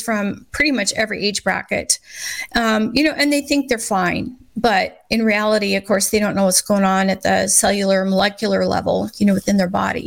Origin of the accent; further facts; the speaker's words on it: Scottsbluff, Nebraska, United States; I grew up in Scotts Bluff.